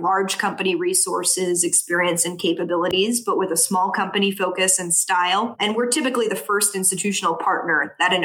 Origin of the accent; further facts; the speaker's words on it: New Orleans, Louisiana, United States; moved away as an adult; also born or lived in New York City / West Palm Beach, Florida; now in South Florida, United States; growing up in New Orleans with a healthcare family and background